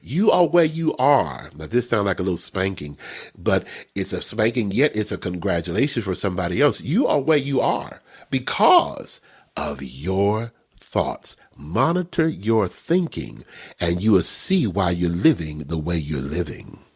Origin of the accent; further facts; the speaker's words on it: Texas, United States; I grew up in Texas.